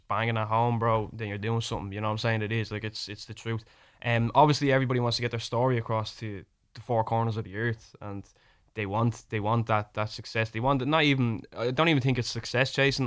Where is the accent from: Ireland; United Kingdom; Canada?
Ireland; accent: Irish; my Irish accent